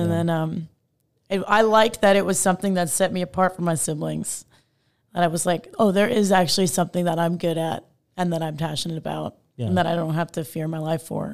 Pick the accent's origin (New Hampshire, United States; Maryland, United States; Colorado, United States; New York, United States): New York, United States; Long Island; moved away as an adult; now in Texas, United States; I'm from Long Island.